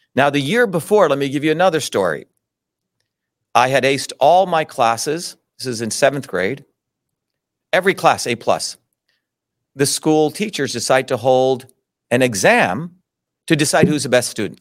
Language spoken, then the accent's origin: English; New Jersey, United States; also born or lived in Mumbai, India / Paterson, New Jersey / Clifton, New Jersey; when I grew up in Jersey, I grew up among hardworking Italian immigrants